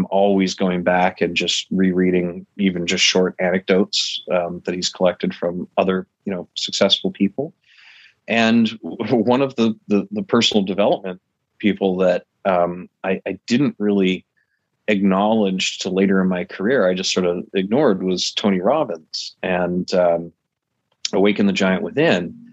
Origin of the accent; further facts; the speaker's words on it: Calgary, Alberta, Canada; also born or lived in Michigan / Manhattan / Florida; now in United States; I'm a bit of a nomad. Uh, I was from Canada originally, um, Calgary, out in Alberta. That's where I was born, Mm-hmm. Um, first moved to Michigan in the U.S., uh, then did a dozen or so years in Manhattan